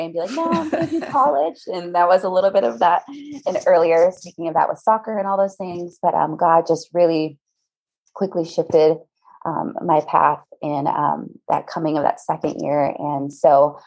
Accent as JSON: {"language": "English", "region": "Midwest", "country": "United States", "tie": "born or raised there", "moved": "yes", "lives_now": "Maui, United States", "said": "I'm a Midwest girl through and through, which the irony, I was raised though by a Colombian mother who is just, so it was just incredible, just little mix there of growing up in the Midwest"}